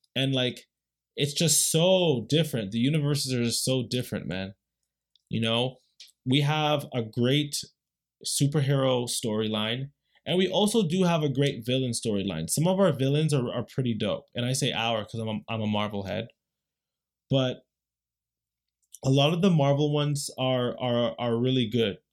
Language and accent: English; Canada; We're Canadian